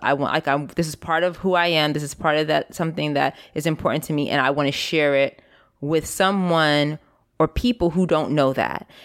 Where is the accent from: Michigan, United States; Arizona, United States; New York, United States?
New York, United States; New York City; i grew up also in New York City in the Bronx